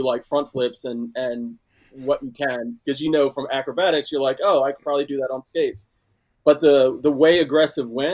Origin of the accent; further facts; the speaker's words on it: Bel Air, Maryland, United States; also born or lived in Georgia; Grew up in Bel Air, Maryland